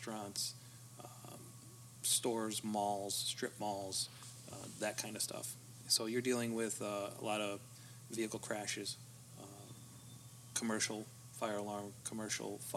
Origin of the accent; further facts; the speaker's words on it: Dickson City, Pennsylvania, United States; I'm from Dixon City, Pennsylvania. We are a suburb of Scranton, Pennsylvania.